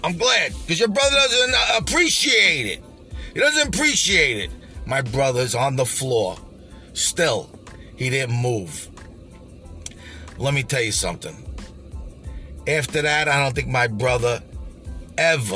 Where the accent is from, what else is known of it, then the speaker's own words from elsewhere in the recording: New York City, New York, United States; I grew up in Canarsie